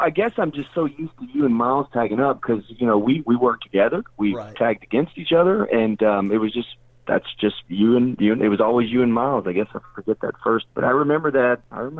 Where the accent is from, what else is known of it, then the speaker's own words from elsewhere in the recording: Memphis, Tennessee, United States; growing up in Memphis